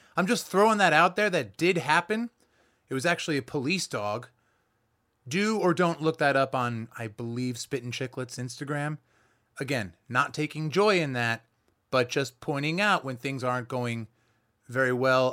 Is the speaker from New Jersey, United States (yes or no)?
yes; New Jersey, United States; I'm from New Jersey